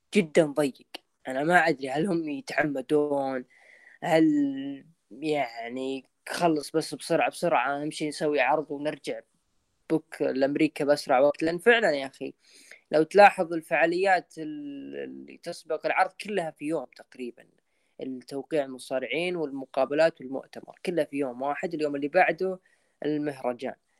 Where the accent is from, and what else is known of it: Saudi Arabia